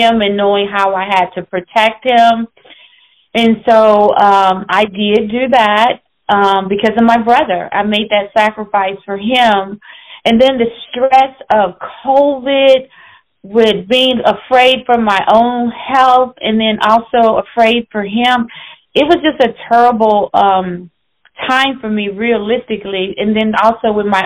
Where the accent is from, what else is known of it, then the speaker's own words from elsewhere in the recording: St. Louis, Missouri, United States; I was raised partly in Illinois and St. Louis, Missouri.